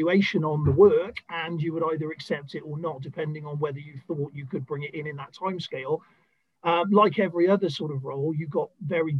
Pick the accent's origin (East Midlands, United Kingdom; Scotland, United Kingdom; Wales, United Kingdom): Wales, United Kingdom; South; moved away as an adult; also born or lived in Bristol; I was originally born in a small town in South Wales